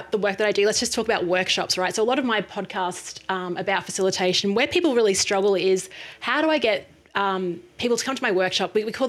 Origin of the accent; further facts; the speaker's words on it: Brisbane, Queensland, Australia; born there; I was born in Brisbane, Australia, but I've lived around Australia and overseas.